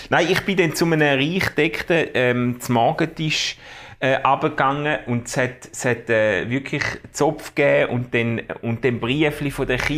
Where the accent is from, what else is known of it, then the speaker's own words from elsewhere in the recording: Switzerland; Ich komme aus Schweizer und wohne...